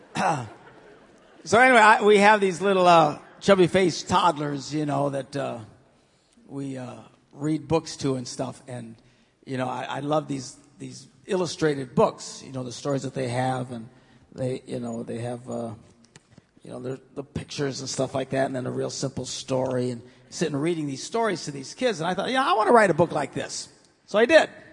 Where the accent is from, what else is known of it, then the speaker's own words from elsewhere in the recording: Green Bay, Wisconsin, United States; I'm from Green Bay